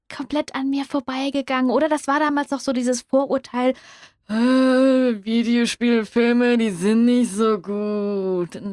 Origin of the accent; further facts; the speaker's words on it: Hesse, Germany; ich komme aus Hessen